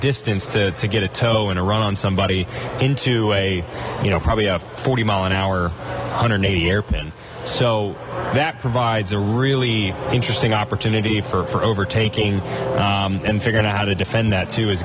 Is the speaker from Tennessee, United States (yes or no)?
yes; Nashville, Tennessee, United States; I'm from Nashville